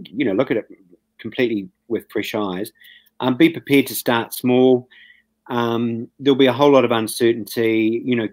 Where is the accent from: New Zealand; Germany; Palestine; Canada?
New Zealand; As a New Zealander